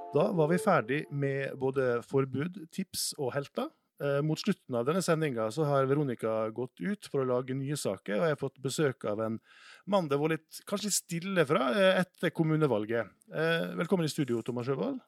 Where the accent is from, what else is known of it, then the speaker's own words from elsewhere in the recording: Sunnmøre, Møre og Romsdal, Norway; jeg er oppvokst på Sunnmøre